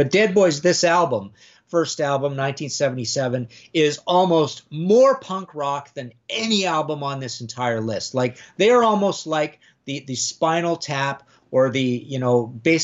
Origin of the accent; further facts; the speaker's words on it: Canada; I'm Canadian